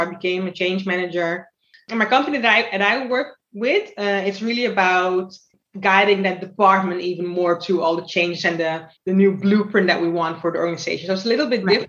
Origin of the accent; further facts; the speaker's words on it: Almere, Flevoland, Netherlands; also born or lived in Suriname; now in Amsterdam, Netherlands; I grew up in Almere and I live now in Amsterdam